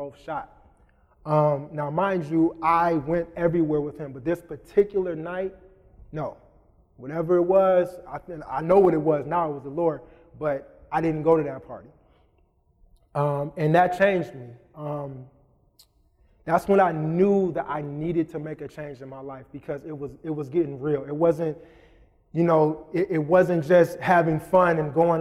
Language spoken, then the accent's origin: English; Ypsilanti, Michigan, United States; also born or lived in Dearborn Heights, Michigan; I grew up in Ipsy my whole life. It's Ipsy, by the way, Pastor Boone, Ipsy. I lived in Ipsy my whole entire life